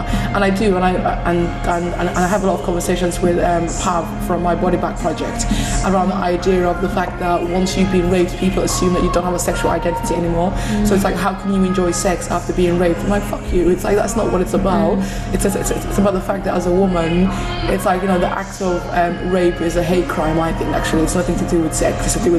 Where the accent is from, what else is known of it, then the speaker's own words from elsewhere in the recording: Somalia; now in United Kingdom; love being Somali, I love being coming from a Muslim background, but I also want to be protected as a British citizen.